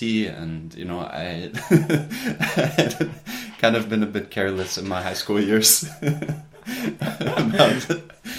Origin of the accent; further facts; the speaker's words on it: United States; moved away as an adult; also born or lived in Germany; now in Portugal; I grew up in the United States